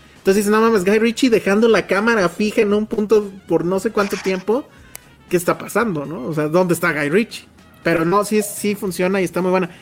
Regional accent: Mexico City, Mexico; todos somos de CDMX, de CDMX. Pues sí, sí, ¿no? Sí. O sea, original de cepa

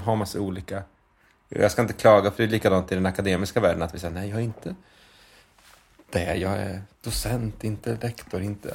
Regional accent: Linköping, Östergötland, Sweden; vi bodde i en liksom, förort till Linköping som heter Skäggetorp. Ett, så här, där växte jag upp mina första sex, sju år

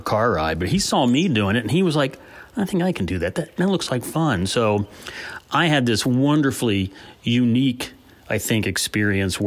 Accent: Columbus, Ohio, United States; I grew up in a suburban neighborhood on the southwest side of Columbus, not far from where I live today

